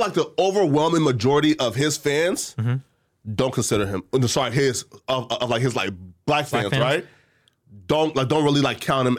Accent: Liberia

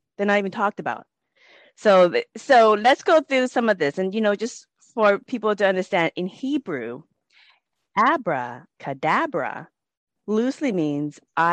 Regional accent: United States; I grew up in the United States

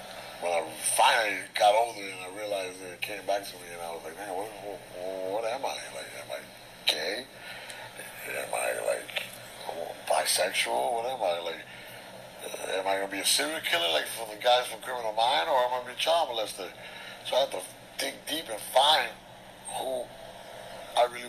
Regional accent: Paterson, New Jersey, United States; New Jersey, Paterson, New Jersey

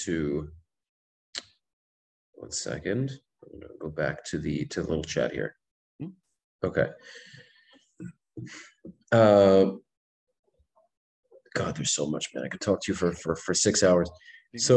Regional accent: New York City, New York, United States; I grew up in Brooklyn

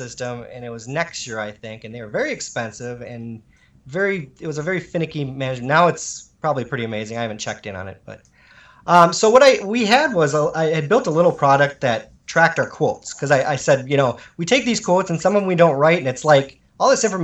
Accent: Shawano, Wisconsin, United States; also born or lived in Illinois; I'm from Shawano. Shawano, Wisconsin.

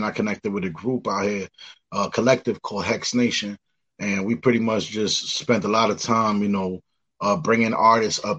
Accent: New York City, New York, United States; moved away as an adult; now in Rochester, United States; being born and raised in the Bronx

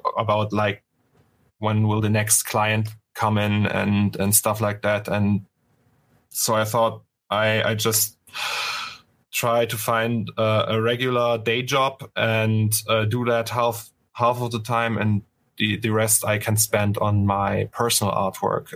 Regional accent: Berlin, Germany; English is a second language; now in Cologne, Germany; I was born in Berlin, in East Germany

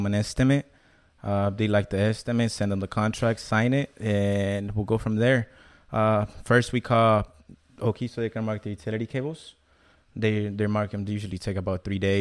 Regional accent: Mexico; moved away; I was born in Mexico

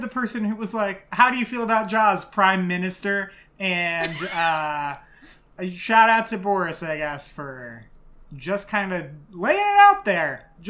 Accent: United States; So as an American here

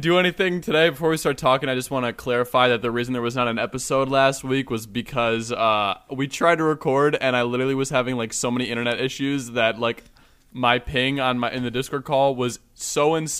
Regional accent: Ohio, United States; I'm from Ohio

